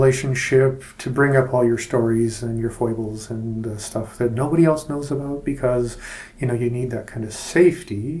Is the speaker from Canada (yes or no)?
yes; Canada; as a Canadian